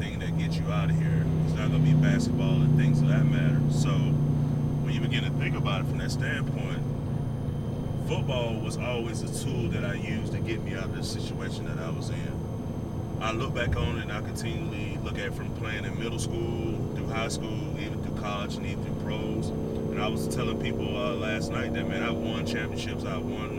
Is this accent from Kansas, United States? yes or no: no; Montgomery, Alabama, United States; the address of the housing project that I grew up in Montgomery